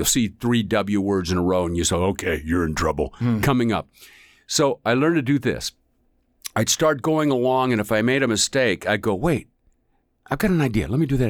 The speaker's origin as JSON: {"language": "English", "region": "Northwest", "country": "United States", "tie": "born or raised there", "said": "But, you know, I grew up in the Northwest, and he's from Utah. So I understand the dialect."}